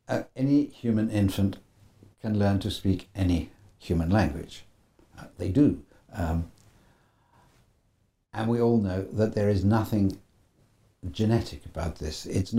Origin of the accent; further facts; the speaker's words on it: United Kingdom; You know, me as sort of educated Brit and you as educated Canadian.